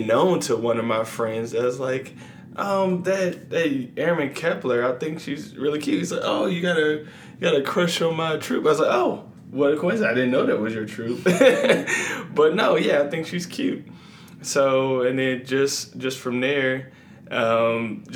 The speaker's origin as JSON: {"language": "English", "town": "Atlanta", "region": "Georgia", "country": "United States", "tie": "born or raised there", "also_born_or_lived": "San Antonio, Texas / Korea / Lakenheath, England", "moved": "as an adult", "lives_now": "Las Vegas, United States", "said": "I'm born and raised in Atlanta, Georgia"}